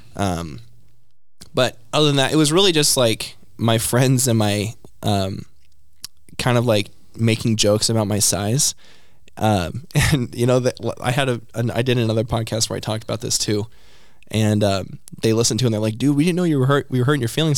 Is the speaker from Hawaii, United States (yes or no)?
no; Oklahoma City, Oklahoma, United States; Oklahoma City